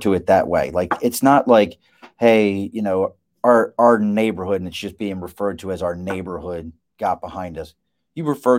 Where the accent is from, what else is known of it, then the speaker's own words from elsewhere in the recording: Dundalk, Maryland, United States; moved away as an adult; now in New York, United States; where I grew up in Baltimore in the town called Dundalk